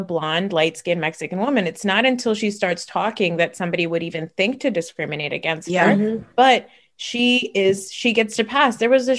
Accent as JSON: {"language": "English", "country": "Pakistan", "said": "and I'm Pakistani. And so it's closer to North India. We're considered lighter skinned people"}